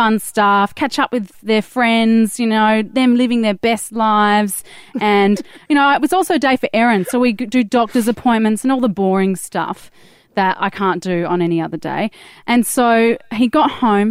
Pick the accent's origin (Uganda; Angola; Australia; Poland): Australia; Perth, Western Australia; now in Sydney, Australia; I'm from Perth and we live in Sydney